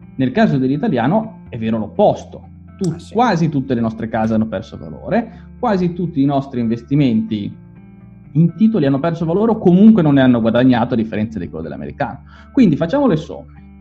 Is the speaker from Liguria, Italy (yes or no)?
yes; Genoa, Liguria, Italy; Io sono di Genova